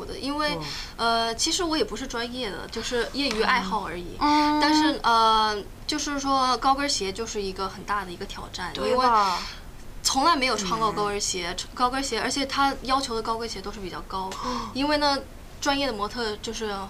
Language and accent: Chinese; Beijing, China; also born or lived in Hawaii, United States / Shunde, China / Qingdao, China; 呃，我先搬到顺德，是广东的一个地方，啊、就是因为我我三姨，我妈妈的姐姐住在那里，呃，然后呢，啊、从那里我又搬到搬到北京，然后住了